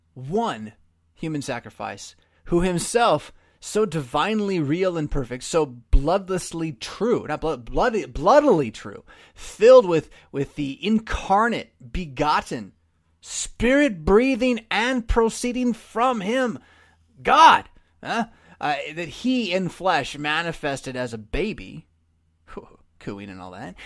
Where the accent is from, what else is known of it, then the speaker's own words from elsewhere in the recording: California, United States; now in Illinois, United States; I'm from California